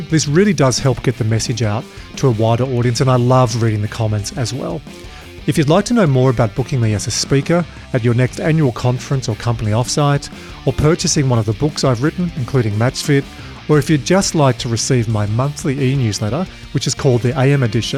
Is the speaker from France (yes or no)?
no; Dubbo, New South Wales, Australia; I'm from Dubbo